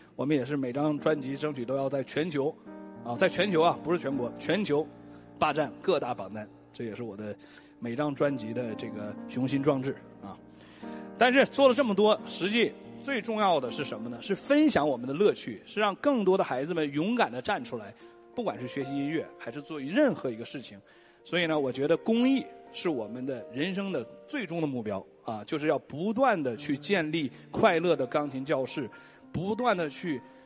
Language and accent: Chinese; China; 作为一个中国人